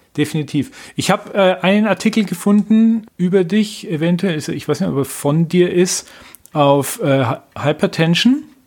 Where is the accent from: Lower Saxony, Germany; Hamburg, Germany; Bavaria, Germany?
Bavaria, Germany; Nuremberg; bei uns in Nürnberg